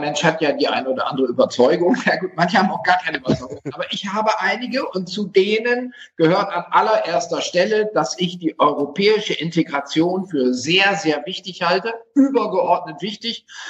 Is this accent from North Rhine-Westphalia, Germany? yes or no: no; Wildeshausen, Lower Saxony, Germany; moved away as an adult; also born or lived in Oldenburg; now in Munich, Germany; Ich bin Wildeshauser, Oldenburger, habe schon in allen möglichen Städten gewohnt, bin jetzt Wahlmünchner, ich bin Niedersachse